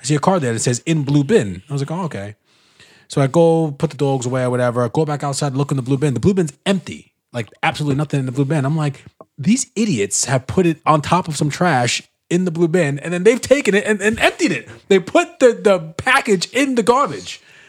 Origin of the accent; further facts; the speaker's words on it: Mississippi, United States; I'm from Mississippi.